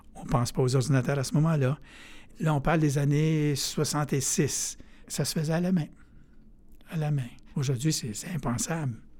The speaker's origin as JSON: {"language": "French", "area": "Abitibi", "region": "Quebec", "country": "Canada", "moved": "yes", "said": "je viens d'Abitibi"}